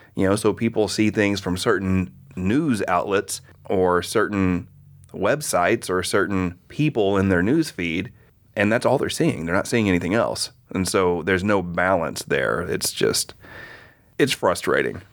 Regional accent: Oklahoma, United States; I grew up in Oklahoma in the eighties

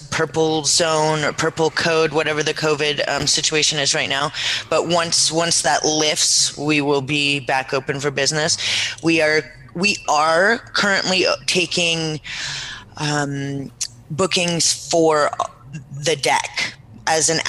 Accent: California, United States; born there; also born or lived in Seattle, United States; I was born in the Bay Area here.

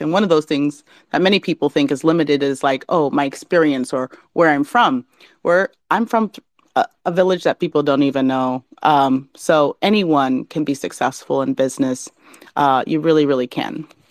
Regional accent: Alaska, United States; now in California, United States; I'm from Alaska

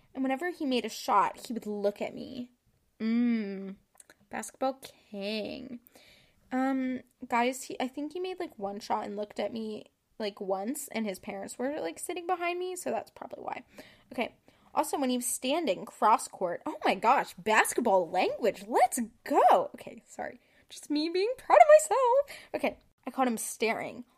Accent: Kentucky, United States; I'm from Kentucky

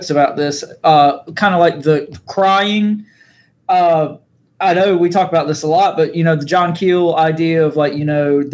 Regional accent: eastern North Carolina, United States; we're from North Carolina

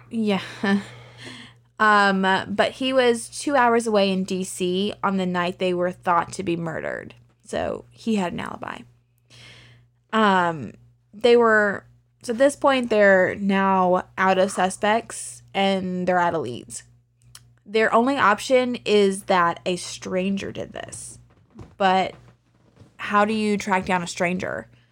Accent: Lynchburg, Virginia, United States; my hometown of Lynchburg

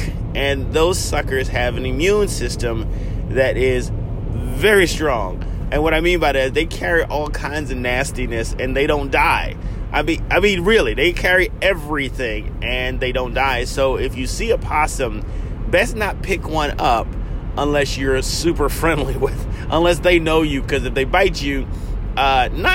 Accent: South Carolina, United States; I grew up in South Carolina

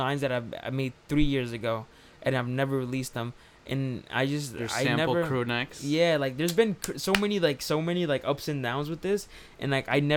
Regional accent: New York City, New York, United States; we're from New York City

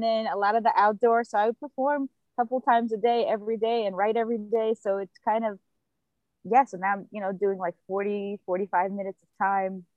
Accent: New York, United States; I'm from New York, Brooklyn. Been here since I was 7. I talk about being an immigrant, actually a refugee

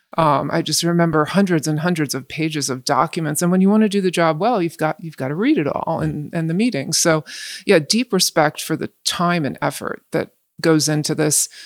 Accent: West Windsor, New Jersey, United States; I grew up in West Windsor

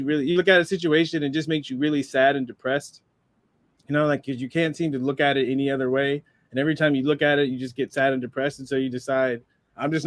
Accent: San Diego, California, United States; I just love being a kid and growing up in San Diego.

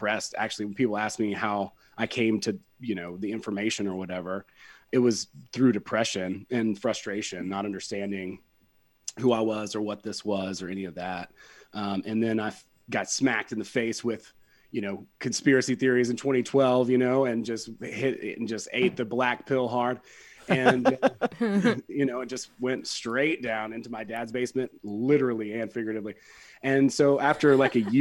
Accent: West Georgia, United States; I'm from West Georgia, so, you know, I grew up around a lot of meth

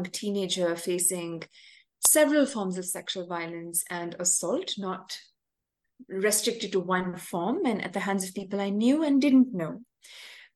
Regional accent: Chennai, Tamil Nadu, India; I'm from Chennai, a city in South India

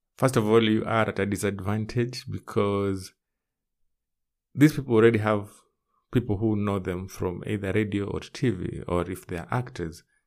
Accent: Kenya; my home country, which is Kenya.

